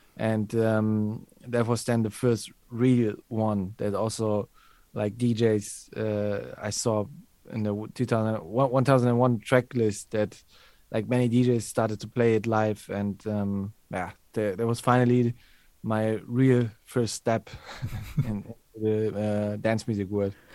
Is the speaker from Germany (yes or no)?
yes; Germany; I grew up in Germany